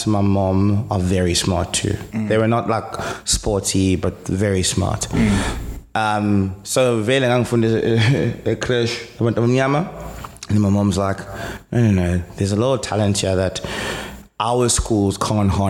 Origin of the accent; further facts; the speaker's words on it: Durban, KwaZulu-Natal, South Africa; English is a second language; We stayed in Durban North, went to Northlands Primary, which was really, really good